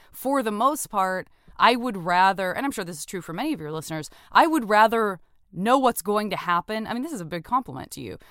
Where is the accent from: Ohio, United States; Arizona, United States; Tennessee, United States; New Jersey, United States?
Arizona, United States; Tucson; I'm from Tucson